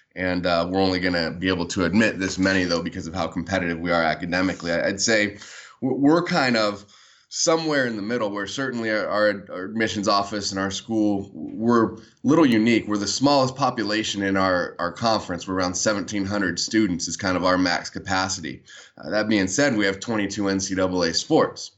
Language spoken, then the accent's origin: English; San Diego, California, United States; I was born and raised in San Diego